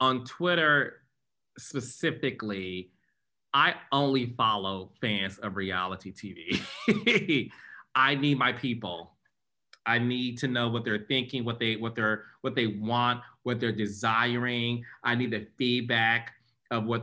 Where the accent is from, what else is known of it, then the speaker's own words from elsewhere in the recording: Detroit, Michigan, United States; I'm born and raised in Detroit, Michigan